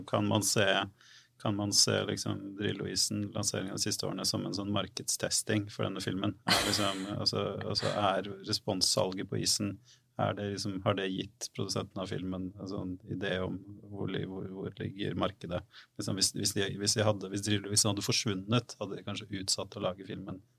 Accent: Fredrikstad, Østfold, Norway; Norge, så er jeg fra Fredrikstad.

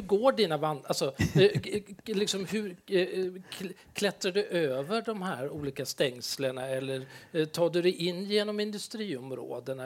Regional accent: Stockholm, Stockholm County, Sweden; moved away; jag är stockholmare

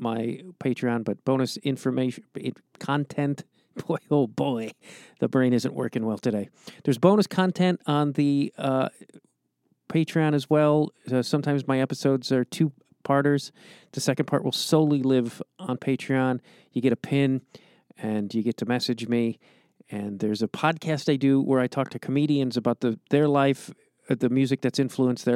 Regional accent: Chicago, Illinois, United States; now in Los Angeles, United States; I'm outside Los Angeles, but I grew up in Chicago

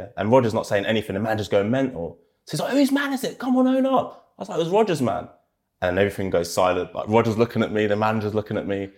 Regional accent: Reading, South East England, United Kingdom; now in Scotland, United Kingdom; I'm from Reading

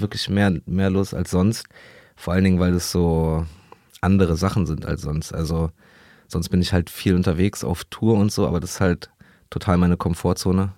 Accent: Berlin, Germany; in Berlin, in meiner Heimat in Neukölln

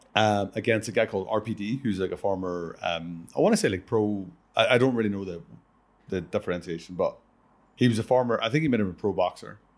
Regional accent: Ireland; I'm from Ireland

